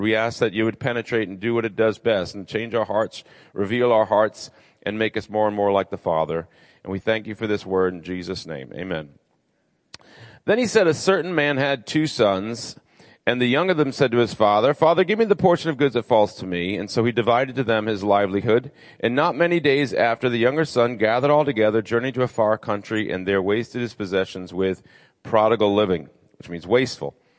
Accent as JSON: {"language": "English", "region": "Rhode Island", "country": "United States", "also_born_or_lived": "Nashville, Tennessee / Orlando, Florida", "moved": "as an adult", "said": "I'm originally from Rhode Island. Um, and so, I'm a New Englander through and through"}